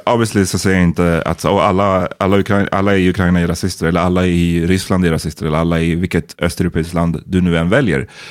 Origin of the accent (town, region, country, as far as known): Sweden